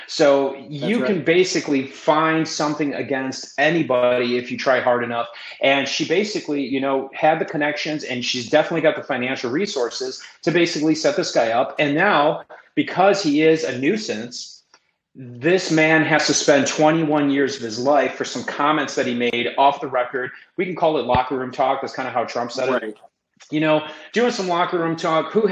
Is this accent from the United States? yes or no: yes; Chicago, Illinois, United States; I'm from Chicago